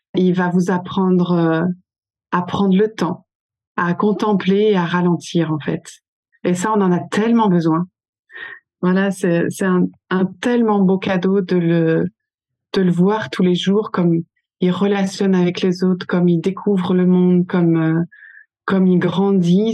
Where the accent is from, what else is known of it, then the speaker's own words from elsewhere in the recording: French Basque Country, Nouvelle-Aquitaine, France; first language French; on vient du Pays Basque